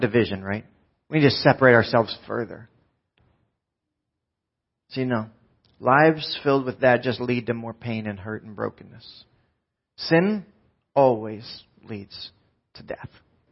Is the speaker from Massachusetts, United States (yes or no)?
no; New Jersey, United States; we're from Jersey